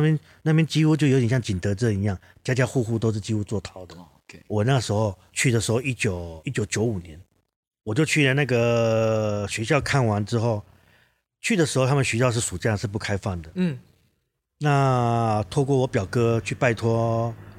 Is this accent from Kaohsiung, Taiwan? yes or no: yes; Kaohsiung, Taiwan; also born or lived in Manises, Spain; 因为我是高雄人嘛